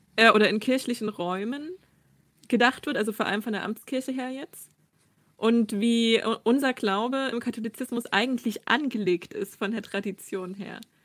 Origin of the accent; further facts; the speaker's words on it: southeastern Saxony, Germany; moved away as an adult; now in Halle, Germany; aufgewachsen in der Diaspora in Südostsachsen